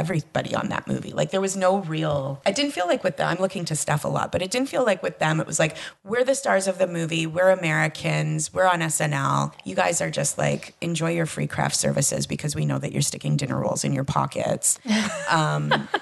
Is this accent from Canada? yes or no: yes; Canada; I'm from Canada